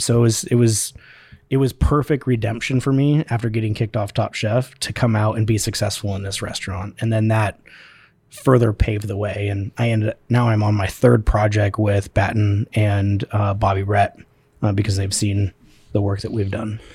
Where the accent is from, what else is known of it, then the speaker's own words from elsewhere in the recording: Spokane, Washington, United States; I grew up here in Spokane, born and raised